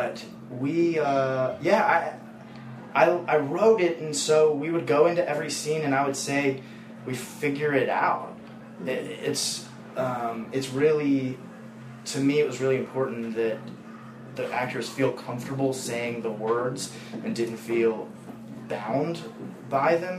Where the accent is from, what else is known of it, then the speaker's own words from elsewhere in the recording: Nashville, Tennessee, United States; I'm from Nashville. I grew up being one of these kids